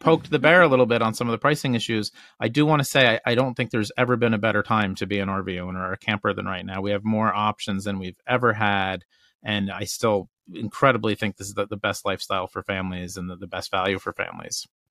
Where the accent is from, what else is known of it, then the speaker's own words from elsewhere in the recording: Northeast, United States; we're from the Northeast